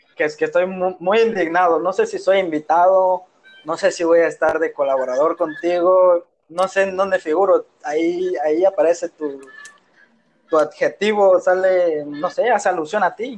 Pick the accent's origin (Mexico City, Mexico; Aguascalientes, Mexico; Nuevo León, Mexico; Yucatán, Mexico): Yucatán, Mexico; Mérida; Yo soy yucateco